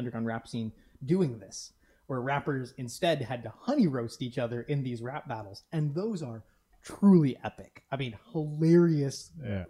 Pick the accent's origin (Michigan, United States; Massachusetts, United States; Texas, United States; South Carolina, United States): Michigan, United States; Detroit; growing up in Detroit